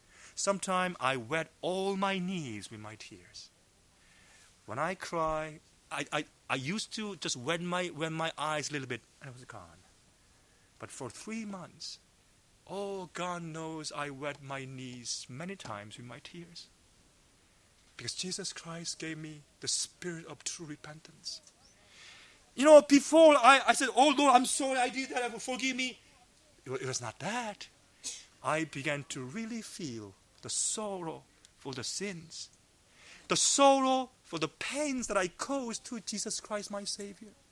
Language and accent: English; South Korea; moved away as an adult; also born or lived in Los Angeles / Georgia; I was brought up in Korea as a macho man.